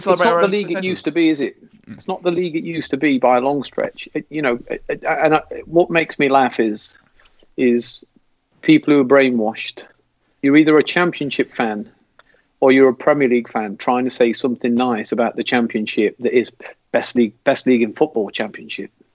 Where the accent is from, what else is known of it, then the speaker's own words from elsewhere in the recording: England, United Kingdom; moved away; as an English football fan